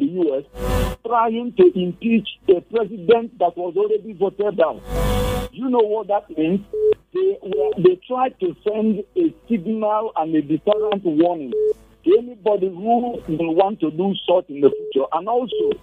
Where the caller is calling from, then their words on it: Jos, Plateau, Nigeria; I'm calling you from Jos